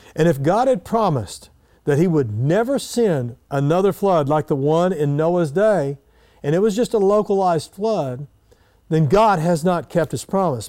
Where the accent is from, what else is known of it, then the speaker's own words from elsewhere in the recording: Eden, Oklahoma, United States; when I was a little boy growing up in Eden, Oklahoma